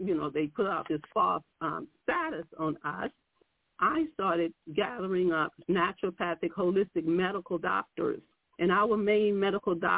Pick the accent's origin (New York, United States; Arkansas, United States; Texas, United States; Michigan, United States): Texas, United States; Houston; moved away as an adult; now in Ohio, United States; I'm from Houston, Texas. But like a young brother had said earlier, I no longer live in Texas. I live in Ohio